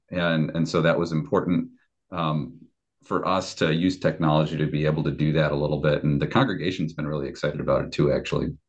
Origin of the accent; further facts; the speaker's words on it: Chicago, Illinois, United States; moved away as an adult; also born or lived in Sumas, Washington; I grew up in the Chicago area in the Christian Reformed Church.